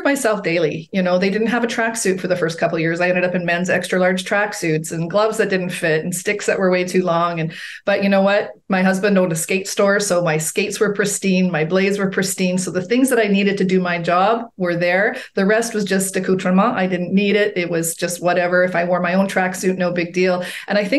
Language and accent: English; Edmonton, Alberta, Canada; my hometown of Edmonton, Alberta, Canada